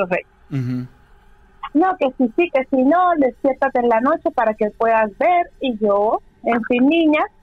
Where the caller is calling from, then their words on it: Houston, Texas, United States; Desde Houston, Texas.